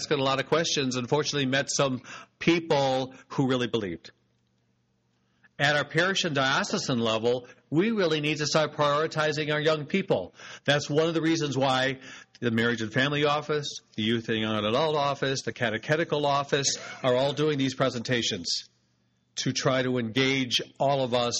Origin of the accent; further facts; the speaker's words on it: United States; we're American consumers